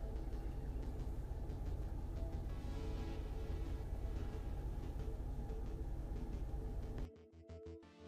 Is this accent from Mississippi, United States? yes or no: yes; Brooklyn, Mississippi, United States; also born or lived in Kansas City, Missouri; I've been raised in Brooklyn, Mississippi